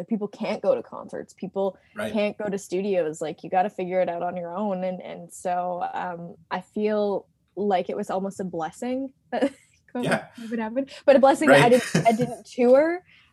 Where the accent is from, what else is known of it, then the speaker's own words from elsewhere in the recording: Canada; I'm from Canada